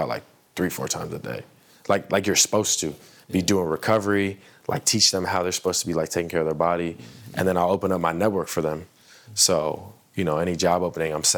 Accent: United States; when I play in these other countries, I count as American import.

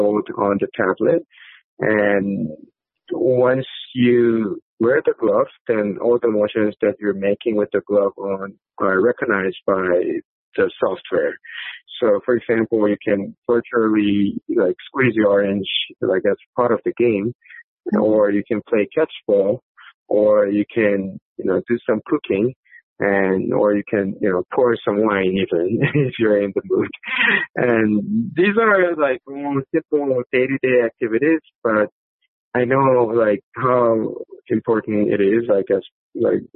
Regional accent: South Korea; I was actually born and raised in South Korea

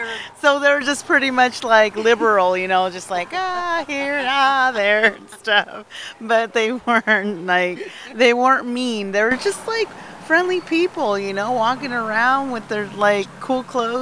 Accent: Oregon, United States; I am from Oregon, yes.

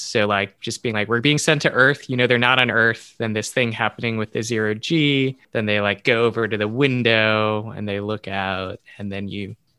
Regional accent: United States; as an American

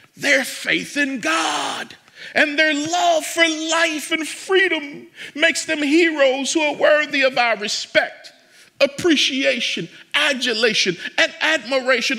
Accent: United States; I love being an American, but I am not always proud of being an American

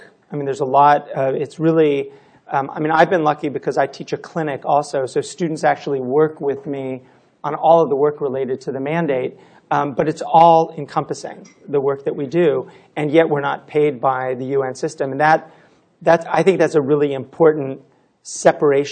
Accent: California, United States; I'm from California, so we don't have weather

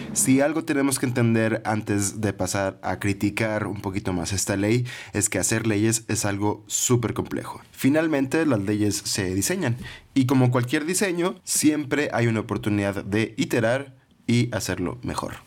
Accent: Monterrey, Nuevo León, Mexico; Como buen regio

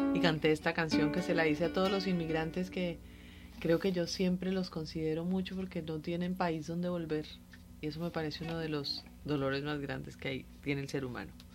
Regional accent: Colombia; Soy colombiana, pero acabo de llegar

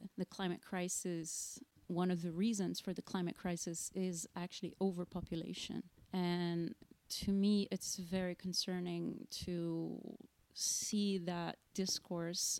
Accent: Rio de Janeiro, Brazil; moved away; So I'm from Rio, from the northern part of the city, not the one that appears in the postcards, not close to the beach. And growing up in Rio, studying in public schools in Rio

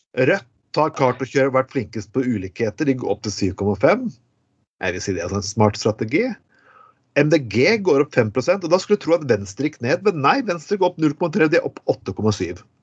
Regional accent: Bergen, Vestland, Norway; accent: Bergen dialect; vi er bergenspodkast, folkens, men eh, du hører det på dialekten min.

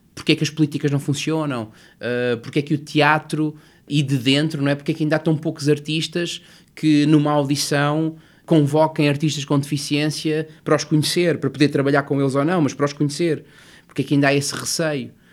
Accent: Lisbon, Portugal; also born or lived in Covilhã; eu nasci na Covilhã em 1980 e os meus pais separaram-se quando eu tinha um ano e, portanto, eu regressei e vim para Lisboa muito cedo.

